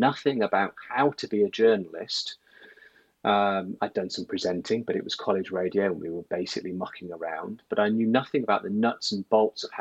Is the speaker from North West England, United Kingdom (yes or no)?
no; Sheffield, Yorkshire and the Humber, United Kingdom; moved away as an adult; also born or lived in Manchester; I'm originally from the north, grew up in Sheffield